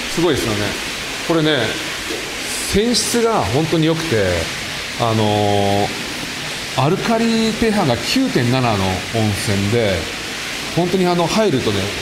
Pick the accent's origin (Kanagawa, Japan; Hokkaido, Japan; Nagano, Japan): Nagano, Japan; Achi; moved away; 僕はここの出身ですただまあしばらく遠くに出てたんで戻ってきて